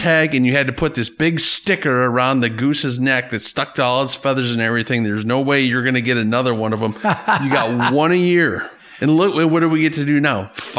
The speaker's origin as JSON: {"language": "English", "town": "Green Lake", "region": "Wisconsin", "country": "United States", "tie": "born or raised there", "said": "I grew up in Green Lake, Wisconsin. I grew up in the Horicon Zone, Horicon Marsh"}